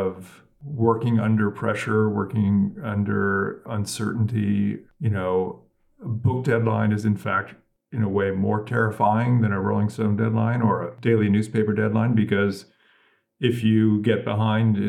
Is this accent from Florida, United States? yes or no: no; Silicon Valley, California, United States; moved away; also born or lived in upstate New York; I grew up in California in Silicon Valley